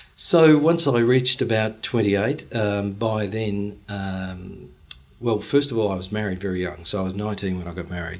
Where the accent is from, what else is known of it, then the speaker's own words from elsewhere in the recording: Brisbane, Queensland, Australia; grew up in Paddington, went to school uh, at uh, Marist at Rosalie